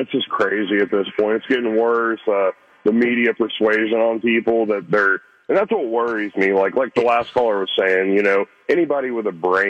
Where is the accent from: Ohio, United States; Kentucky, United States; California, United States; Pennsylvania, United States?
Ohio, United States; I'm from Ohio.